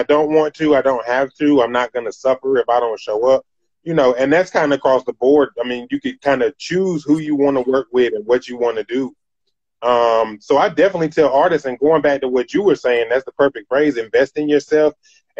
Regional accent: Greensboro, North Carolina, United States; I'm from Greensboro, North Carolina. That's where I'm originally from

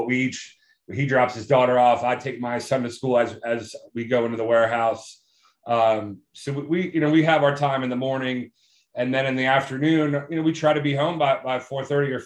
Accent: Germantown, Maryland, United States; I grew up in Germantown, Maryland

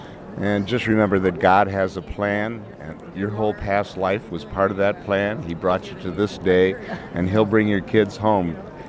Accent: Port Clinton, Ohio, United States; from Port Clinton, Ohio

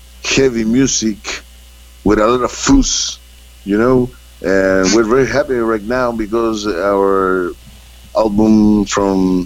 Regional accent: Santiago, Santiago Metropolitan Region, Chile; English is a second language; we are from Chile. This is the last place in the planet where this country just almost touched Antarctica, the South Pole of the world. And we are from the capital city, Santiago, and we grow up in a society

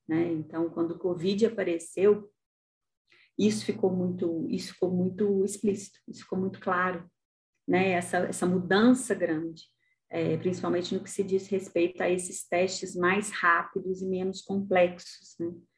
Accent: Brazil; also born or lived in Italy; eu era a única estrangeira, né? E, e vinha de um país em desenvolvimento

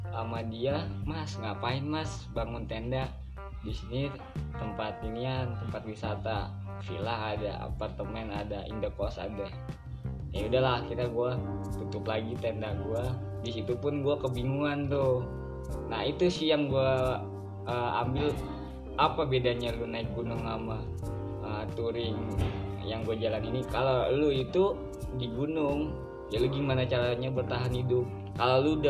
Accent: Jakarta, Indonesia; gue dari Jakarta bang gue backpacker

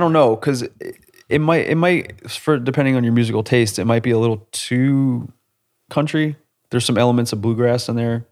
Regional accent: New England, United States; I grew, I grew up in New England

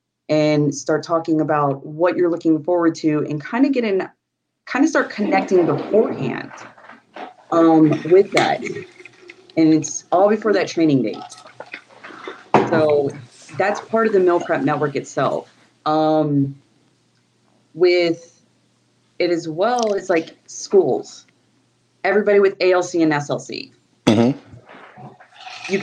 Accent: New Mexico, United States; You came from Florida and I came from New Mexico.

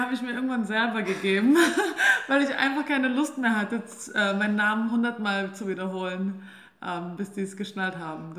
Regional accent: Albstadt, Baden-Württemberg, Germany; moved away as an adult; also born or lived in Mainz; Also ich komme aus der Schwäbischen Alb, aus einem ganz kleinen Dorf, ähm, das nennt sich Ebingen, Albstadt-Ebingen. Und ich fand es, ja, als ich aufgewachsen bin, fand ich es immer ziemlich langweilig

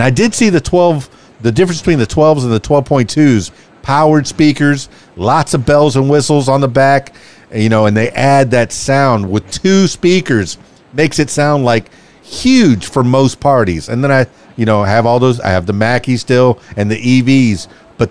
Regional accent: Miami, Florida, United States; now in Russellville, United States; I'm from Miami, came to Russellville

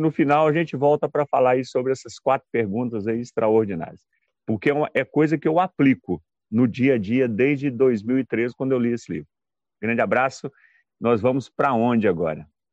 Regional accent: Belo Horizonte, Minas Gerais, Brazil; sou de BH

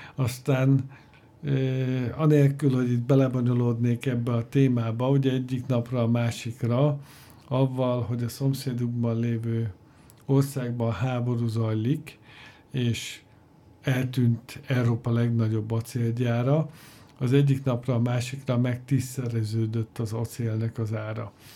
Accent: Hungary

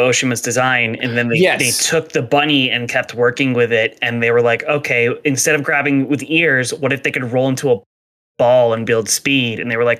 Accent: New Jersey, United States; the diner in my hometown. You'll see exactly why I went straight to South Jersey Diner.

